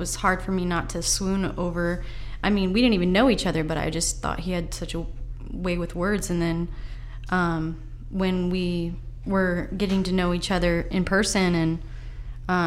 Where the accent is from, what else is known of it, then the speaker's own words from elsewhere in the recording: Lake Stevens, Washington, United States; also born or lived in Seattle / Everett; I grew up in Lake Stevens